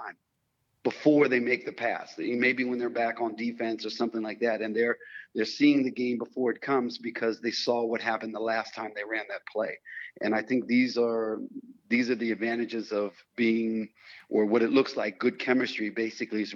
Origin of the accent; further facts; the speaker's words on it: United States; moved away as an adult; now in Europe; I'm still in Europe as an American player or ex-American player who stayed here